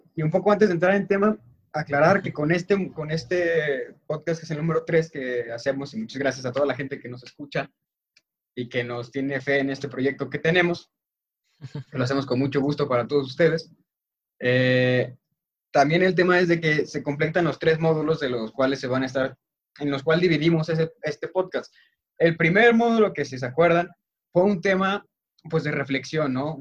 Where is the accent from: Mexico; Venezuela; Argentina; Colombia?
Mexico